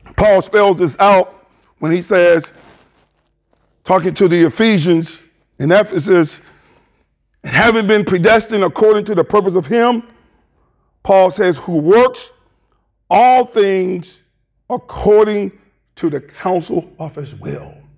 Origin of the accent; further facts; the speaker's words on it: the South, United States; moved away; also born or lived in Michigan; I'm from the South, but I'm still trying to get reacclimated to the South